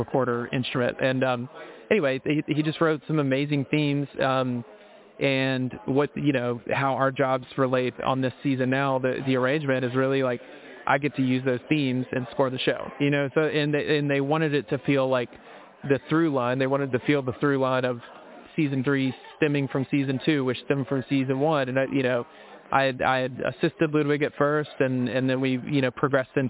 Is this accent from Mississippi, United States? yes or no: yes; Mississippi, United States; I'm from Mississippi.